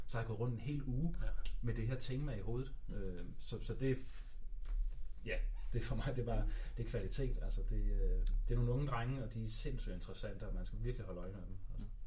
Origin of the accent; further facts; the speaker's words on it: Denmark; jeg er fra Danmark